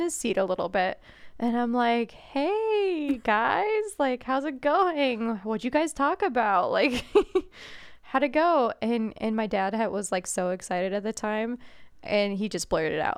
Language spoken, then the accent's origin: English; New England, United States; moved away as an adult; now in Indianapolis, United States; as a New Englander